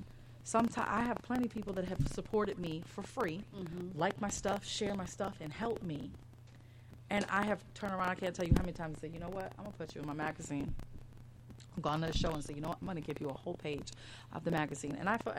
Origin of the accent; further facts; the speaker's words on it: Chicago, Illinois, United States; I'm from Chicago, but Missouri, the show me state.